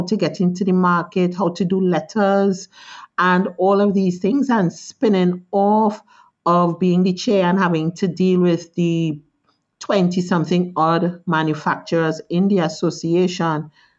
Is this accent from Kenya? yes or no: no; Trinidad, Trinidad & Tobago; born there; Well, I was born in Trinidad.